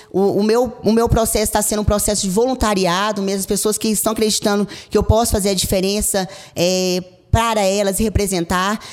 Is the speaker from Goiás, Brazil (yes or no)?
yes; Caldas Novas, Goiás, Brazil; eu sou de Caldas Novas.